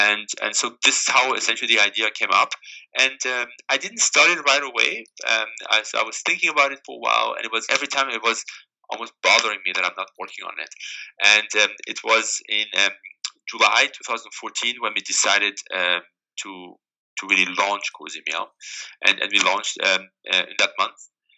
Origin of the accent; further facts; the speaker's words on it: Germany; English is a second language; moved away as an adult; now in San Francisco, United States; And when I moved to San Francisco from Germany 11 years ago, I was very fascinated by the melting pot of San Francisco with all the different cultures and cuisines present in a fairly small city.